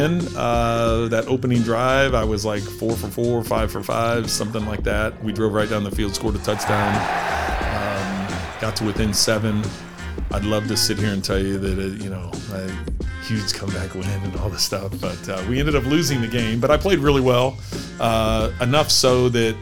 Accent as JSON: {"language": "English", "town": "St. Louis", "region": "Missouri", "country": "United States", "tie": "born or raised there", "moved": "as an adult", "said": "I grew up in St. Louis"}